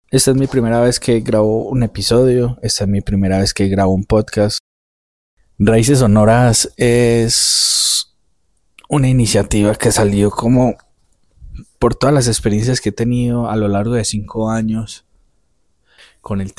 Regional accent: Medellín, Antioquia, Colombia; Soy el menor de tres hijos Nacimos y crecimos en un barrio popular de la ciudad de Medellín. Crecimos solo con mi madre.

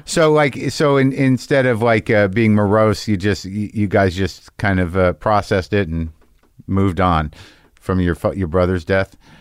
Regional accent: Albuquerque, New Mexico, United States; I grew up in New Mexico, like in Albuquerque

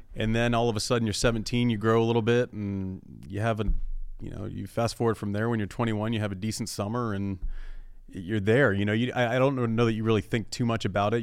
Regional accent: United States; as an American

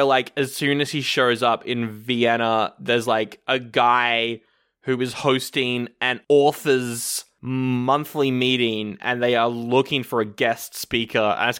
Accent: Australia; I'm from Australia, by the way.

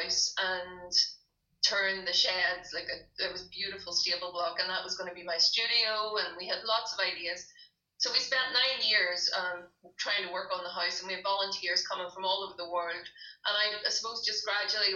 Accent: Derry, Northern Ireland, United Kingdom; moved away as an adult; now in Limavady, United Kingdom; I'm actually from Derry. I'm not from Limavady. I'm from Derry.

